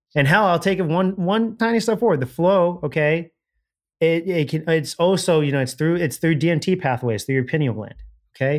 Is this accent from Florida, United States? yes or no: yes; Miami, Florida, United States; I'm from Miami